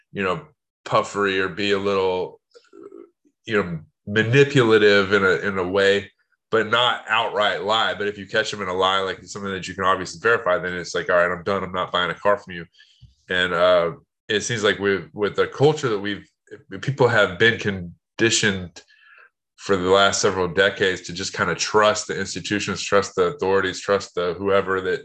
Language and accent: English; United States; as an American